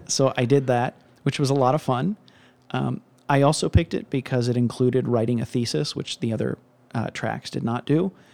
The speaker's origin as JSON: {"language": "English", "town": "Cincinnati", "region": "Ohio", "country": "United States", "said": "I'm from Cincinnati"}